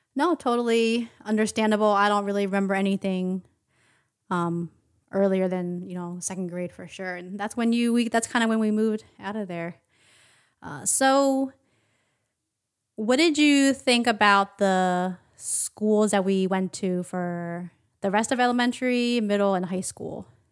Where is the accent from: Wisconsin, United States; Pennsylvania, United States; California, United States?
Pennsylvania, United States; Philadelphia; also born or lived in Upper Darby / Taiwan; our combined and separate experience growing up in Philadelphia, um, and, and Upper Darby, a suburb of Philadelphia